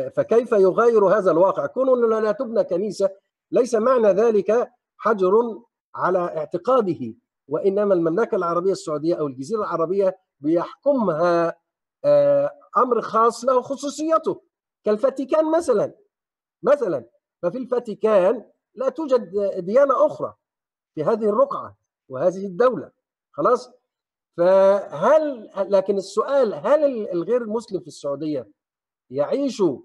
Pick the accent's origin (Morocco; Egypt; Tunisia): Egypt; عندنا في مصر